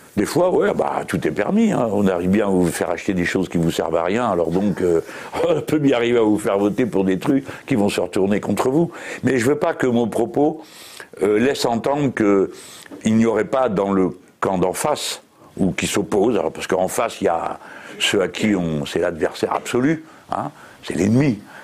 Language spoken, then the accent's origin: French; France; on est français